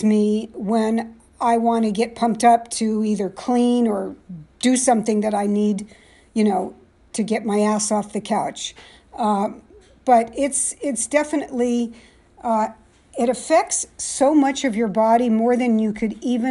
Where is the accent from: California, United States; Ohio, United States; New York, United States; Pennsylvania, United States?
California, United States; San Jose; now in East Coast, United States; I was born and raised in San Jose, California.